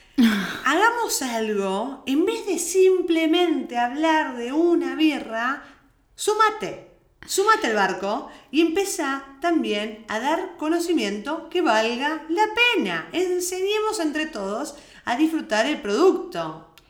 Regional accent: Argentina; moved away; Somos argentinas, tratamos de hablar neutro, no lo logramos nunca

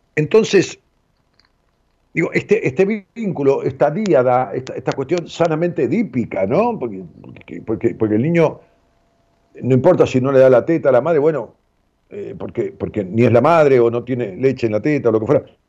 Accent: Ramos Mejía, Buenos Aires Province, Argentina; de allá de mi pueblo, de Raúl Mejía, del Gran Buenos Aires

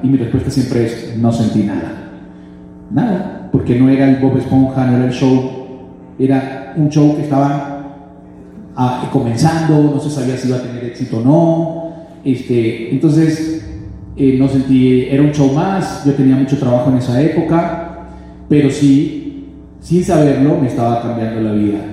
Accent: Venezuela; moved away as an adult; now in Miami, United States; yo me fui de Venezuela hace nueve años

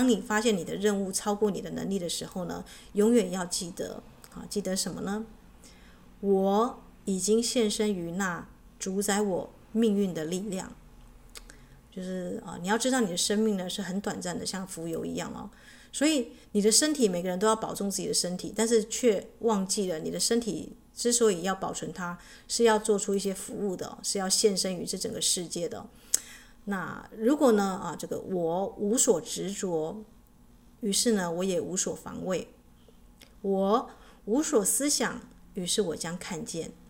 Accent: China; 那我们知道地水火风，我们中国人会加一个什么？就是这个木的元素，对不对？

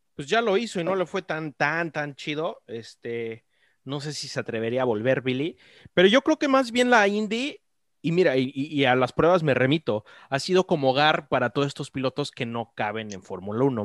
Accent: Mexico; Uno como mexicano

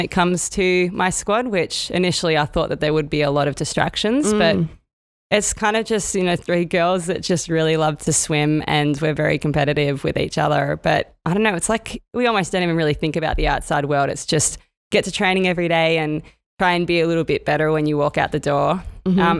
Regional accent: Sydney, New South Wales, Australia; my hometown here

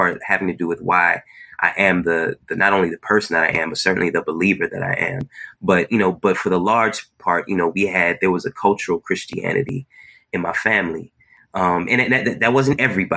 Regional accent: Newark, New Jersey, United States; moved away as an adult; also born or lived in Long Island, New York; now in Brooklyn, United States; I was born in Brooklyn, stayed here for the first 5 years of my life, 6 years. Then my family moved to New Jersey, to the East Orange, Newark, Irvington area

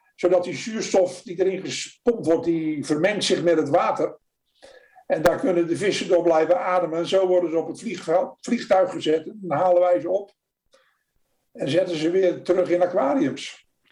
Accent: Netherlands; first language Dutch; moved away as an adult; now in United States; En je doet als Nederlander eh, in het Nederlands

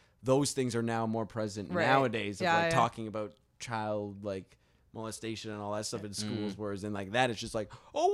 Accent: Thunder Bay, Ontario, Canada; growing up in Thunder Bay

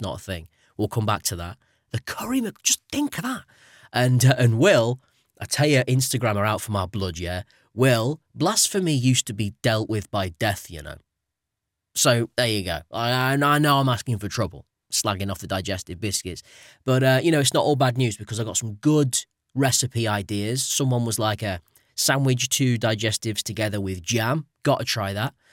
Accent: United Kingdom; as a guy who has actually been out there as a British tourist

